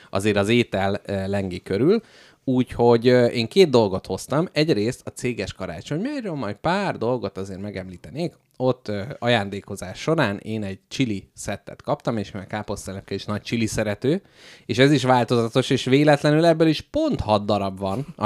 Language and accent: Hungarian; Hungary; Hát figyelj, magyar emberek vagyunk